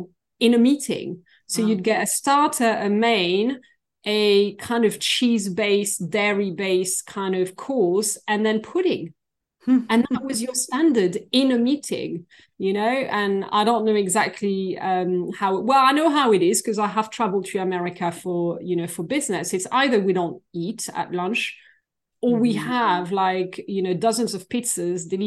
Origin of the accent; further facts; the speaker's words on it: Versailles, Île-de-France, France; moved away as an adult; now in United Kingdom; So I'm originally from France. I was born near Paris, in the suburbs of Paris and in Versailles, where we have a very famous palace